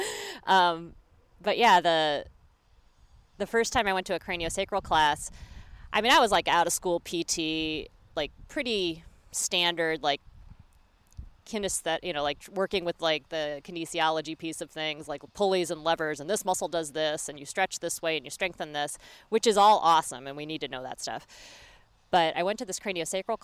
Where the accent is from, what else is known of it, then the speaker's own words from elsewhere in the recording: Midwest, United States; moved away; I'm from the Midwest originally